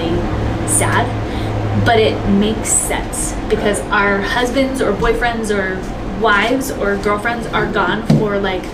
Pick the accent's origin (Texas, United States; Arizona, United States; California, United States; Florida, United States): California, United States; Southern; moved away as an adult; now in Salt Lake City, United States; I'm originally from Southern California, so I am not a Utah native at all